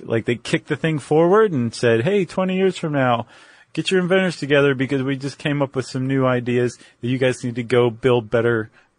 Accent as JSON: {"language": "English", "region": "South West England", "country": "United Kingdom", "said": "I'm from Cornwall."}